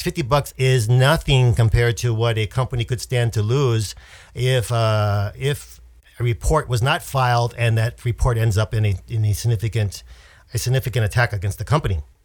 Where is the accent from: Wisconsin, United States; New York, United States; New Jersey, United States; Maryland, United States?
Wisconsin, United States; moved away; the Midwest, Wisconsin, where my my family lives